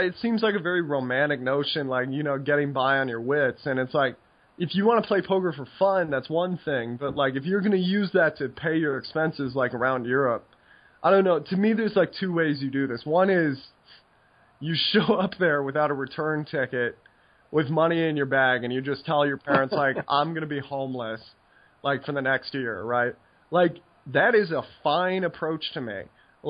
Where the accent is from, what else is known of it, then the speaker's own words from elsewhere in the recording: United States; moved away as an adult; also born or lived in Netherlands; being American